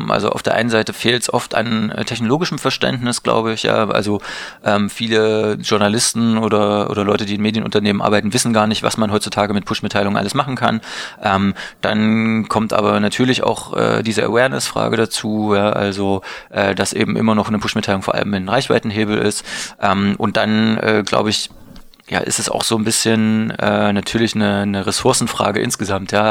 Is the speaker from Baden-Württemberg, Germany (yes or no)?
no; Leipzig, Saxony, Germany; now in Berlin, Germany; Ich komme aus Leipzig, ähm, wohne mittlerweile in Berlin ähm, und äh, finde aber Berlin die bessere Stadt